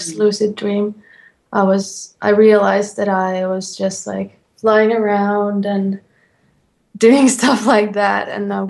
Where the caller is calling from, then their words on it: Finland; I'm calling from Finland.